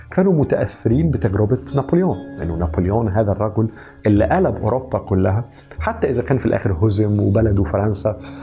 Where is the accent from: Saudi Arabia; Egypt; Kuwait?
Egypt; عندنا في مصر وفي الشرق